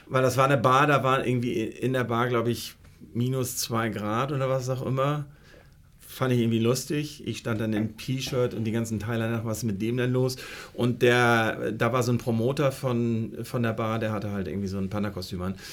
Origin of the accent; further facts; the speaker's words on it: Flensburg, Schleswig-Holstein, Germany; moved away as an adult; now in Hamburg, Germany; Ich komme eigentlich aus Flensburg, habe da Abitur gemacht.